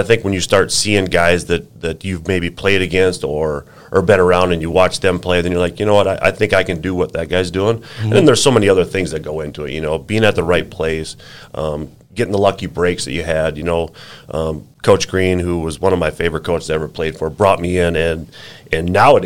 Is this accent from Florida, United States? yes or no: no; small town Minnesota, United States; you you grew up in a town of 300 on the farm